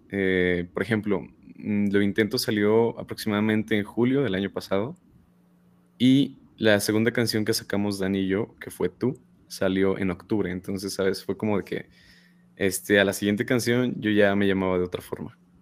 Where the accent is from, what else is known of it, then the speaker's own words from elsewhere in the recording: State of Mexico, Mexico; yo no soy regio. Yo no pertenezco, no, yo soy del Estado de México.